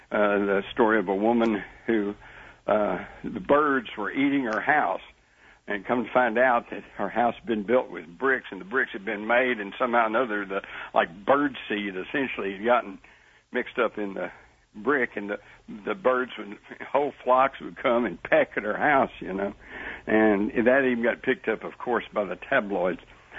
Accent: Texas, United States; But let me hasten to add that, I growing up in Texas, steak was, you know, we had steak for breakfast and steak, hamburger for lunch and another steak at night.

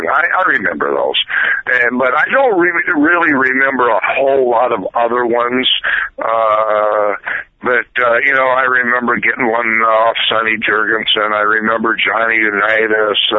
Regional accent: Iowa, United States; it just happened that we are both from Iowa.

